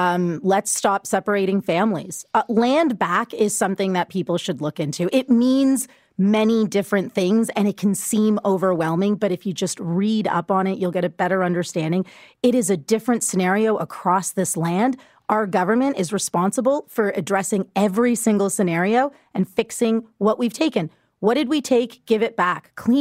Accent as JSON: {"language": "English", "country": "Canada", "said": "as a Canadian"}